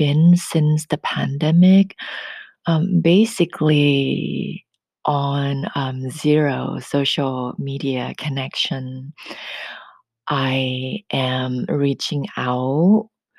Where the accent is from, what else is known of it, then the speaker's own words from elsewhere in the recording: Thailand; accent: thick accent; English is a second language; moved away as an adult; now in Northern California, United States; Growing up in Thailand and speaking Thai language every day until I was 19 before I moved here to the US.